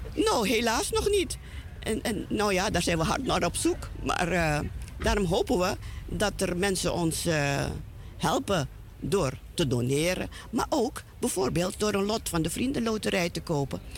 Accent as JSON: {"language": "Dutch", "country": "Suriname", "moved": "yes", "lives_now": "Netherlands", "said": "zo'n sterke binding hebben met ons, met ons moederland, zal ik het maar noemen, dat wij het ook altijd denken aan onze ouderen in Suriname"}